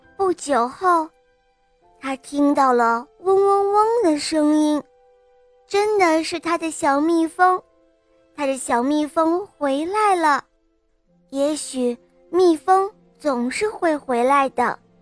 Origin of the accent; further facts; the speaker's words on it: Hengshui, Hebei, China; 我今年七岁了，我来自河北衡水